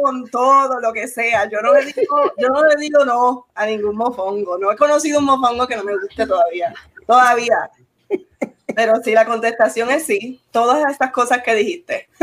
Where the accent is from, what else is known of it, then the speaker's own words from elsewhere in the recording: Arecibo, Puerto Rico; yo soy de Arecibo